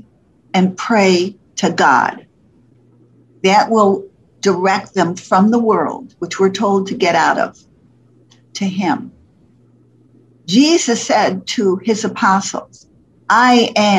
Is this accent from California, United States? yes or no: no; Poughkeepsie, New York, United States; moved away as an adult; also born or lived in Fort Lauderdale, Florida; I was from New York City, New York, Poughkeepsie, New York, not city, but New York, but Poughkeepsie, New York